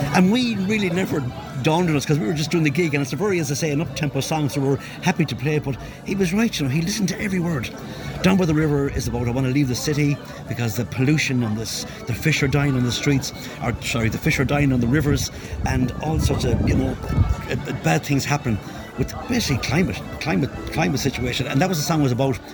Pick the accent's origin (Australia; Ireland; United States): Ireland; Galway, Connacht; I'm from Galway and I'm a musician here in Galway for many, many years.